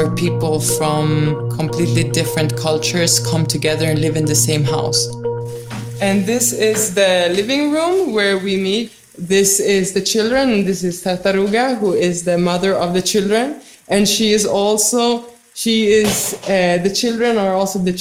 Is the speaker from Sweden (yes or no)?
yes; Stockholm, Stockholm County, Sweden; moved away as an adult; also born or lived in Berlin; now in Damanhur, Italy; I come from Sweden. I grew up in Stockholm.